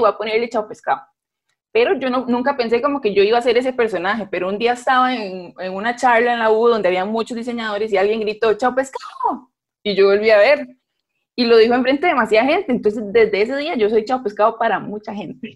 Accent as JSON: {"language": "Spanish", "town": "Guápiles", "region": "Limón", "country": "Costa Rica", "moved": "yes", "lives_now": "San José, Costa Rica", "said": "somos de Guapiles"}